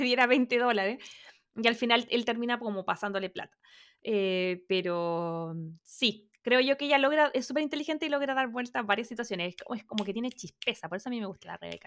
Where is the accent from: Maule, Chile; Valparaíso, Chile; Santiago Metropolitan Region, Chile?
Santiago Metropolitan Region, Chile; Santiago; Yo soy de Santiago, entonces como que ir al mall era la cosa que nosotros hacíamos eh, con mis compañeros del colegio